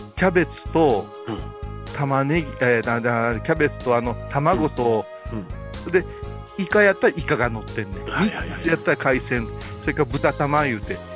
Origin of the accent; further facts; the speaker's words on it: Kurashiki, Okayama, Japan; 私たち倉敷の人